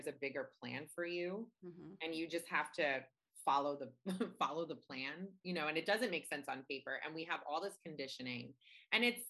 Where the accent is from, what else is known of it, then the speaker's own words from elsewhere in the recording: New York, United States; also born or lived in New Orleans, Louisiana, United States; lived in New York, except I was born in New Orleans, but I've always lived in New York as an adult.